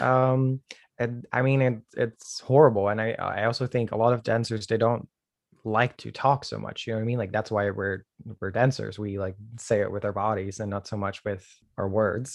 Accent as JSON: {"language": "English", "country": "Netherlands", "moved": "yes", "lives_now": "New York, United States", "said": "I'm originally from the Netherlands. Uh, I'm currently in New York, the United States"}